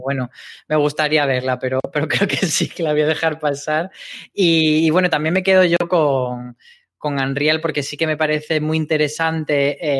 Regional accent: Granada, Andalusia, Spain; en Granada, que es de donde yo soy

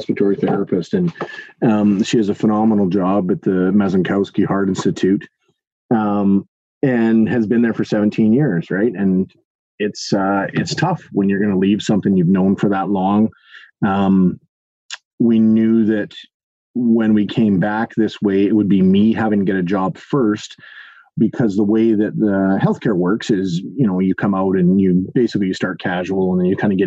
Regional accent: Duncan, British Columbia, Canada; moved away as an adult; also born or lived in Edmonton, Alberta; from Duncan, born and raised in Duncan

